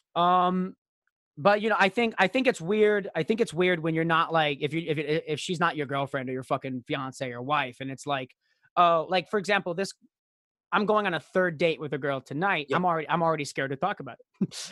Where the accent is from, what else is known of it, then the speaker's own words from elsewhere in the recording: Royal Oak, Michigan, United States; I was born outside of Royal Oak, Michigan